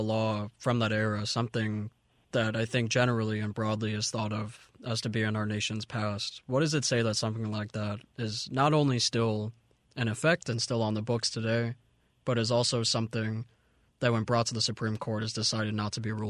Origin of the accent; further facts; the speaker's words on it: Florida, United States; now in Mississippi, United States; I'm from Florida personally.